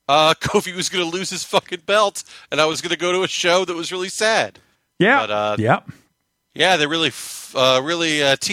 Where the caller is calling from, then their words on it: Brooklyn, New York, United States; I'm from Brooklyn.